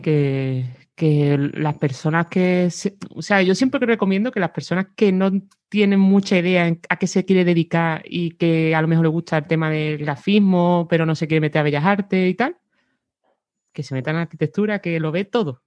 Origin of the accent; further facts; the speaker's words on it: Cádiz, Andalusia, Spain; moved away as an adult; soy de Cádiz. Lo que pasa que me fui de allí a los 18